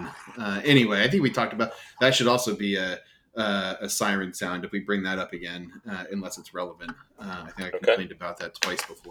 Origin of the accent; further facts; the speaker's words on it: New Jersey, United States; growing up in New Jersey as a Yankees fan